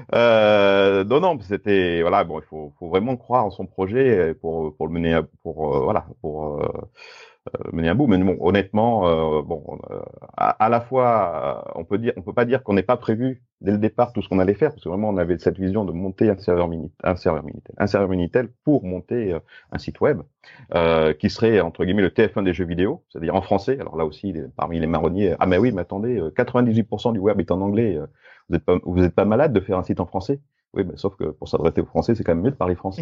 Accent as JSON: {"language": "French", "town": "Grenoble", "region": "Auvergne-Rhône-Alpes", "country": "France", "said": "je suis grenoblois"}